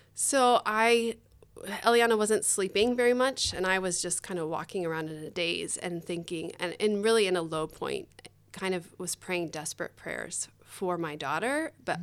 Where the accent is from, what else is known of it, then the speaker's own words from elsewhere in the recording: Tempe, Arizona, United States; also born or lived in Indonesia; I grew up here in Tempe, um, went to school here